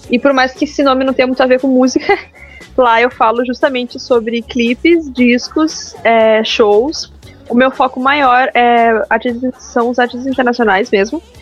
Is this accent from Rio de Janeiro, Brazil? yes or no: no; Porto Alegre, Rio Grande do Sul, Brazil; Ah, é, Porto Alegre.